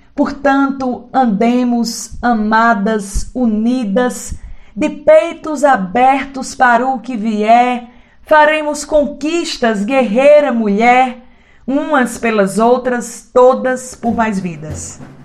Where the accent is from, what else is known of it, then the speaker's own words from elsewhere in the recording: São José do Egito, Pernambuco, Brazil; Tenho 27 anos, sou de São José do Egito, sertão do Pajeú pernambucano